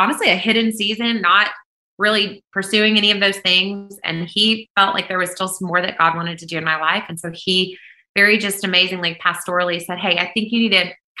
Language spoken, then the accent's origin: English; Kentucky, United States; moved away as an adult; now in Nashville, United States; I was born in Kentucky, but moved to Nashville, Tennessee when I was 20, and I've lived here ever since.